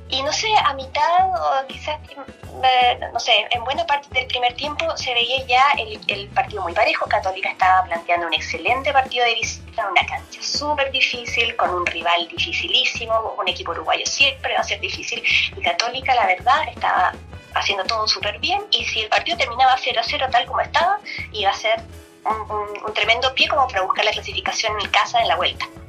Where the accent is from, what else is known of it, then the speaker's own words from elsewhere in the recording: Chile; moved away as an adult; now in Netherlands; soy chilena me vine a Holanda también buscando expandir mi carrera.